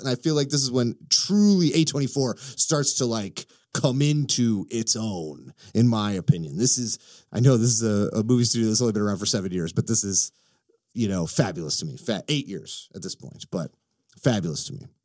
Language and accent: English; Illinois, United States; I'm from Illinois